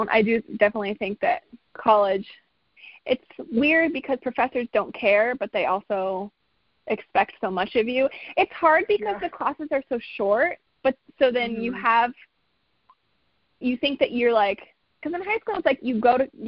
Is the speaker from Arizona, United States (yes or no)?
yes; Arizona, United States; moved away as an adult; now in Colorado, United States; I um, I went to school at CU Boulder. So I grew up in Arizona, and then my when I um, when I was 17, junior in high school, my parents were like, let's move to Colorado.